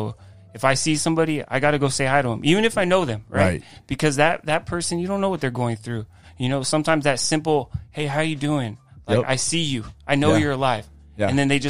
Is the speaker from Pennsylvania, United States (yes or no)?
no; Rancho Cucamonga, California, United States; Grew up in the same house. I'm 37 years old, so I've been there for 37 years.